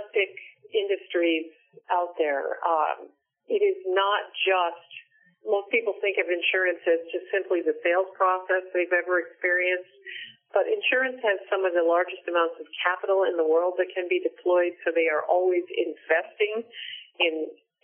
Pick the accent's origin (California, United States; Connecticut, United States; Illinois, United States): Connecticut, United States; Hartford; I was born in Connecticut and spent most of my life there.